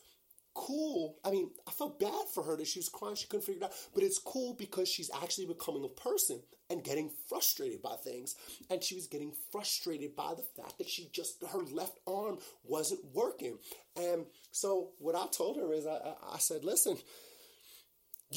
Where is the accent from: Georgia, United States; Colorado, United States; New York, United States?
New York, United States; I'm from New York. I've been taking the train every day, all day, my entire life.